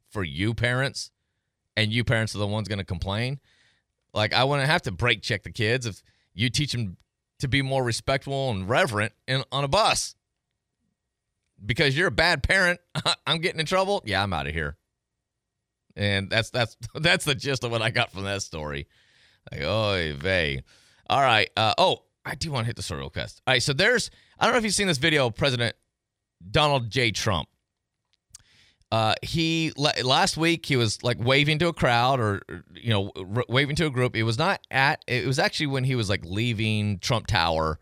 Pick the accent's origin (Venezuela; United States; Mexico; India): United States; Madison County, Tennessee; born or raised there; now in Pensacola, United States